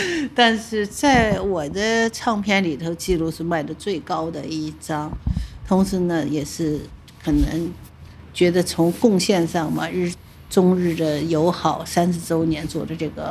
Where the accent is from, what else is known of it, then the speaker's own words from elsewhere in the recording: Shanghai, China; 哎呀，难怪我是上海人，因为这次又有幸和 Anna 上海市重奏演奏